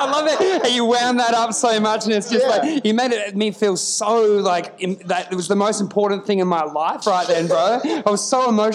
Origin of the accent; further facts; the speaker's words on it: Queensland, Australia; I grew up in Queensland